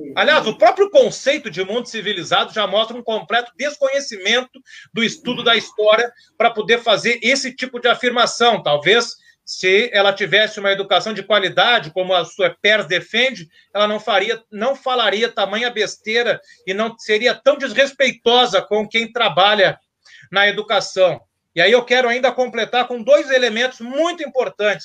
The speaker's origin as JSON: {"language": "Portuguese", "country": "Brazil", "said": "como brasileiro"}